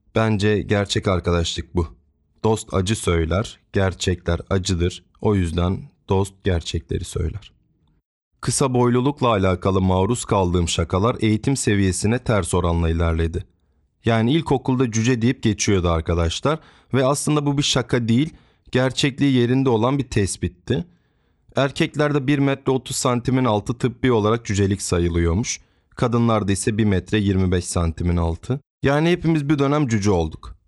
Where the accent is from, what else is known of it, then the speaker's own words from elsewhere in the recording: Trabzon, Turkey; 7-8 yaşlarındayım. Yaza doğru tüm gurbetçilerin de gelmesiyle memleketlerine, Trabzon'a gelen halamlar